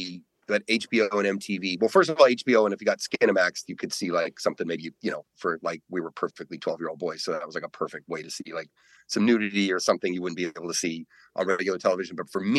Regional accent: Colorado, United States; growing up in Colorado

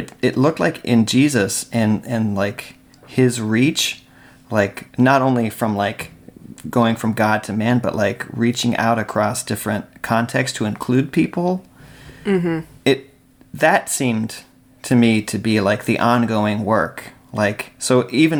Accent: Colorado Springs, Colorado, United States; I grew up in Colorado Springs

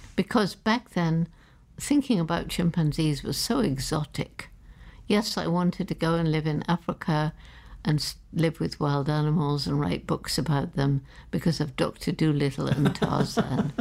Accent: London, United Kingdom; I was born in London

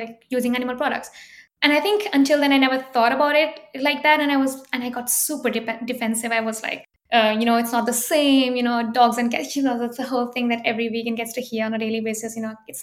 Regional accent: India; moved away as an adult; now in Grenoble, France; I grew up in India

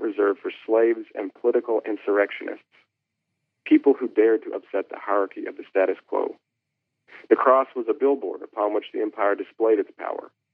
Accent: Kentucky, United States; grew up in Kentucky

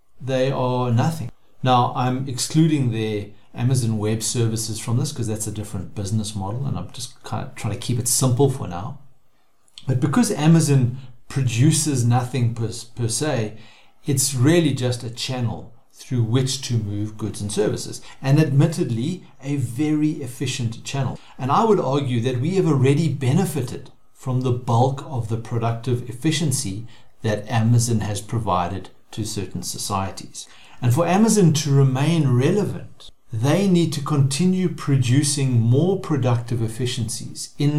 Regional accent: South Africa; As a South African

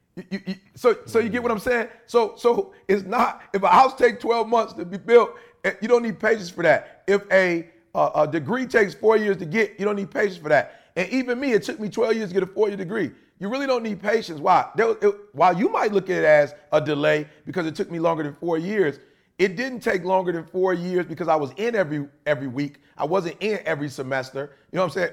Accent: Chicago, Illinois, United States; moved away; also born or lived in Detroit; I'm originally from Chicago, not Detroit.

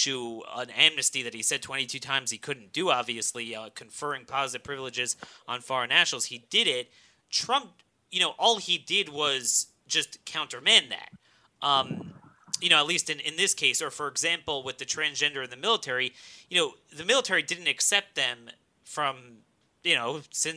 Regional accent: Maryland, United States; my home state of Maryland

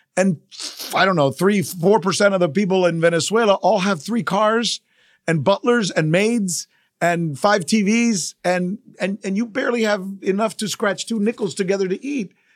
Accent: United States; my country, the United States of America

